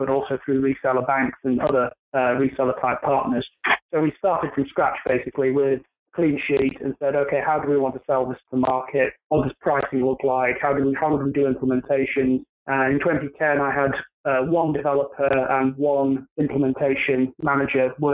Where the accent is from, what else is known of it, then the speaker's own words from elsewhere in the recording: United Kingdom; moved away as an adult; now in United States; From my accent, you can tell that I'm not from around the New York or New Jersey area. I'm originally from the UK